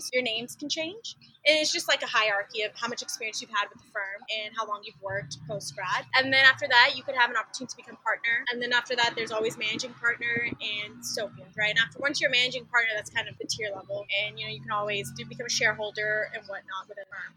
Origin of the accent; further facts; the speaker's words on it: Jacksboro, Texas, United States; moved away as an adult; also born or lived in Dallas, Texas / Austin, Texas; now in Houston, United States; I was actually born in Dallas, but I went to school in a really small town called Jacksboro. So I am a country girl at heart